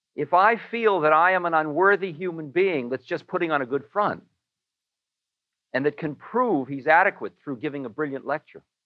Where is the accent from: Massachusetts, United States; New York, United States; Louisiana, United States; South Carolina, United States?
Massachusetts, United States; Newton; I am a boy from Newton